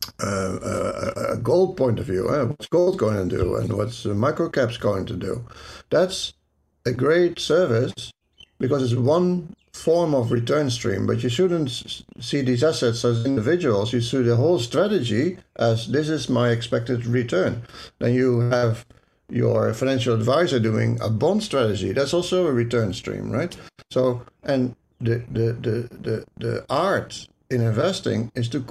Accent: Netherlands; accent: Dutch; my Dutch accent

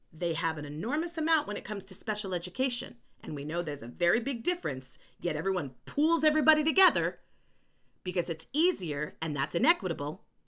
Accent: New York, United States; also born or lived in Chile; I just sound like I am 'cause I am a New Yorker

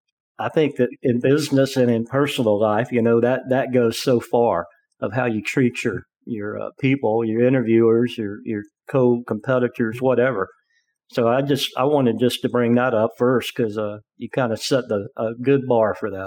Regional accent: Atlanta, Georgia, United States; I grew up in Atlanta

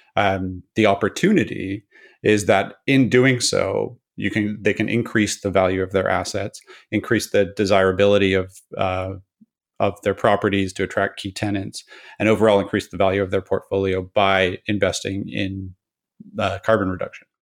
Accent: Pacific Northwest of Canada, British Columbia, Canada; I grew up in the Pacific Northwest of Canada

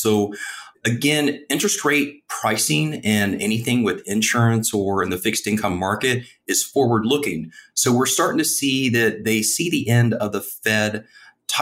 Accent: Midwest, United States; I'm from the Midwest

